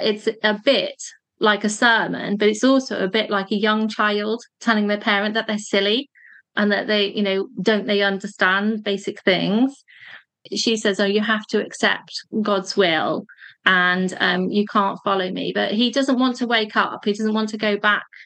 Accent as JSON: {"language": "English", "area": "Cheshire", "region": "North West England", "country": "United Kingdom", "tie": "born or raised there", "said": "the area where I grew up in Cheshire"}